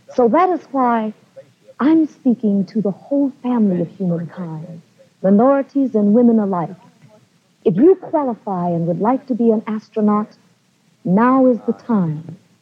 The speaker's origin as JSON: {"language": "English", "country": "Kenya", "moved": "yes"}